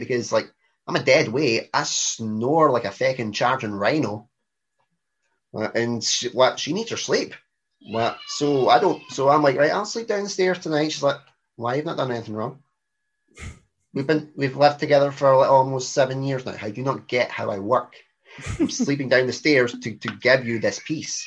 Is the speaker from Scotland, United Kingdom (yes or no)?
yes; Scotland, United Kingdom; we're Scottish